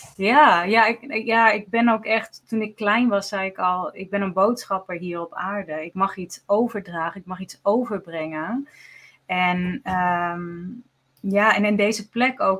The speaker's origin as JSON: {"language": "Dutch", "country": "Netherlands", "said": "wij zijn Nederlanders"}